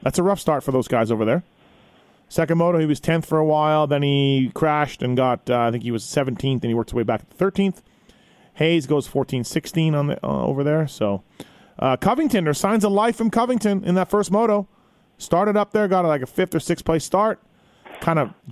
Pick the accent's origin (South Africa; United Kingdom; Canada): Canada; me being Canadian